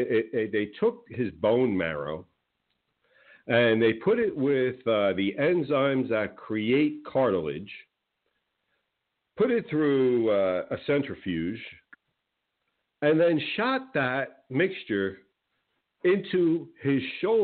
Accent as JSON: {"language": "English", "region": "Northeast", "country": "United States", "said": "Well, you have to understand, again, I came from the Northeast, and I understand the mentality up there."}